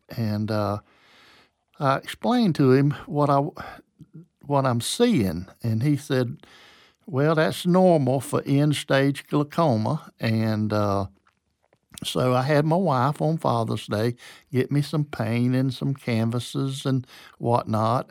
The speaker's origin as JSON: {"language": "English", "town": "Waycross", "region": "Georgia", "country": "United States", "tie": "born or raised there", "also_born_or_lived": "Lower Alabama / Beaufort, South Carolina", "lives_now": "Valdosta, United States", "said": "my dad died when I was four, and my mom had a nervous breakdown, and so we moved to Waycross, Georgia"}